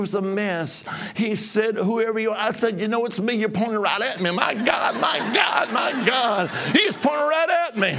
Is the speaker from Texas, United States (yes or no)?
no; Alabama, United States; I was from Alabama